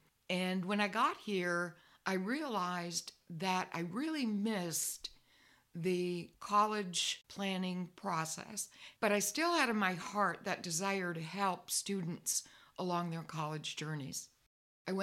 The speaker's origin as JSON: {"language": "English", "region": "Michigan", "country": "United States", "also_born_or_lived": "Florida", "moved": "yes", "lives_now": "Franklin, United States", "said": "I'm originally from Michigan, but lived in Florida for many years, where I became a guidance counselor in a Catholic school in Fort Lauderdale. 5 years ago, my husband and I decided to leave Florida and move to Franklin, Tennessee"}